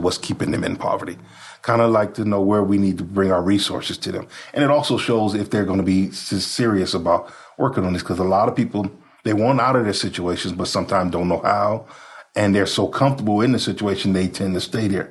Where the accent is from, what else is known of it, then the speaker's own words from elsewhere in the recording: Compton, California, United States; moved away as an adult; now in Utah, United States; I come from Compton, California. My mom raised us on assistance